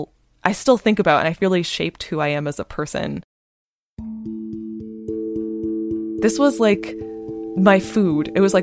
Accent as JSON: {"language": "English", "area": "Bay Area", "region": "California", "country": "United States", "tie": "born or raised there", "said": "I'm really fortunate that I grew up in the Bay Area"}